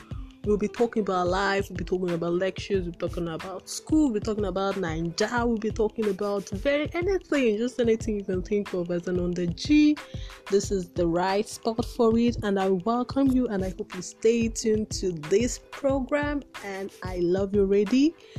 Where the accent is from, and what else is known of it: Nigeria